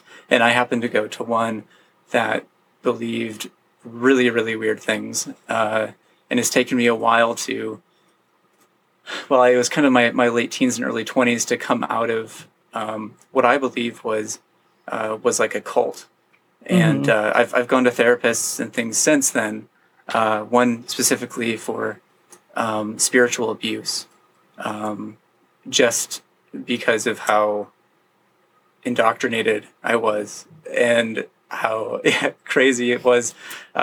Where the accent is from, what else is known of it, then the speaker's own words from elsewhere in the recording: Grand Rapids, Michigan, United States; moved away as an adult; now in Seattle, United States; where I grew up in Grand Rapids, Michigan, it's a really heavily like Protestant Christian area.